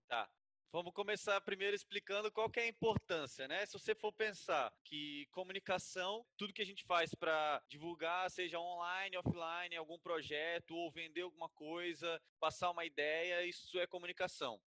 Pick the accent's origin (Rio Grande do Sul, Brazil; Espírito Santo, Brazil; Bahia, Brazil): Espírito Santo, Brazil; Vitória; now in Atibaia, Brazil; Também sou de Vitória do Espírito Santo